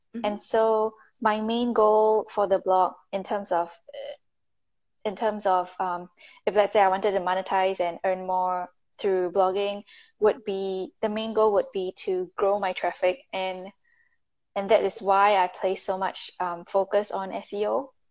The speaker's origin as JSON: {"language": "English", "country": "Singapore", "moved": "yes", "said": "I'm from Singapore, but I'm currently in the US"}